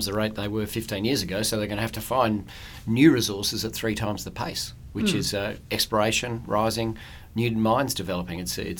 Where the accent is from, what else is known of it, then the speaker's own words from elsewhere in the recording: Perth, Western Australia, Australia; I grew up in Applecross, where I think the highest thing was the Raffles Hotel, I reckon, in those days.